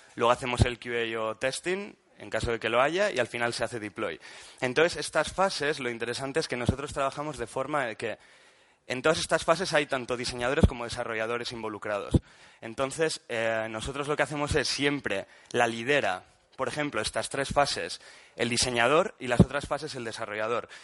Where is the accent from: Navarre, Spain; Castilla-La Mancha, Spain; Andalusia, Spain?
Navarre, Spain; Pamplona; now in Barcelona, Spain; soy de Pamplona, pero vengo de Barcelona. Eh, en Barcelona trabajo